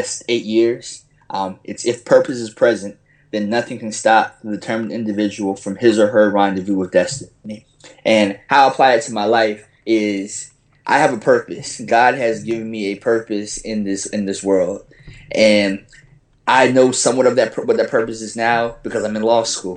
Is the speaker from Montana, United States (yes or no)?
no; Fredericksburg, Virginia, United States; moved away as an adult; also born or lived in Greensboro, North Carolina / New Orleans, Louisiana; now in New York City, United States; I'm from Fredericksburg, Virginia. It's a small town, about an hour south of D.C. And, you know, I lived there my whole life until I went to North Carolina A&T